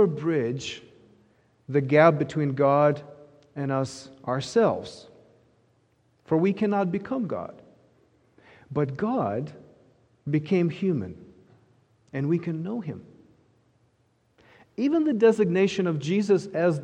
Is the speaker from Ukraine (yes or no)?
yes; Ukraine; moved away; I grew up in Ukraine